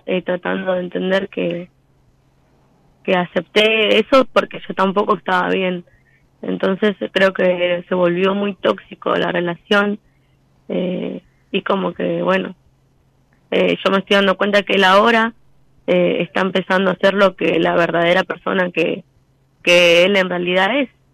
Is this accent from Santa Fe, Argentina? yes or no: no; Rafael Castillo, Buenos Aires Province, Argentina; soy de Rafael Castillo, La Matanza.